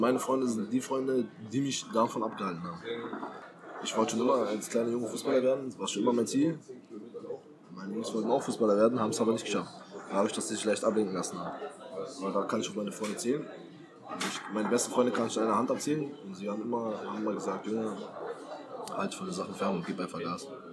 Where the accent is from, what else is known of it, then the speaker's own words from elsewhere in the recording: Berlin, Germany; moved away; also born or lived in Halle; Ich komme aus Berlin